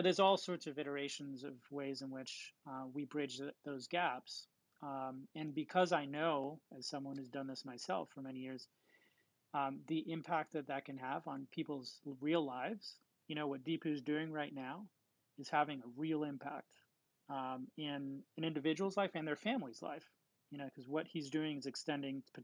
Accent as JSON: {"language": "English", "town": "New York City", "region": "New York", "country": "United States", "tie": "born or raised there", "said": "Growing up in New York City"}